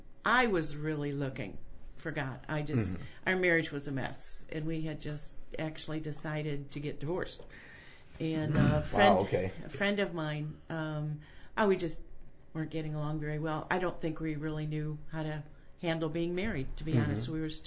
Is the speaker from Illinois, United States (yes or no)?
yes; Des Plaines, Illinois, United States; I'm from Des Plaines, up near Chicago.